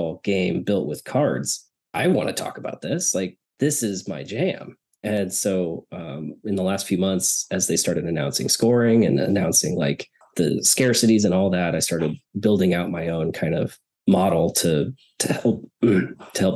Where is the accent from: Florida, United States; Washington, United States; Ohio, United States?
Washington, United States; Snohomish; moved away; I grew up in the Seattle area in a little town called Snohomish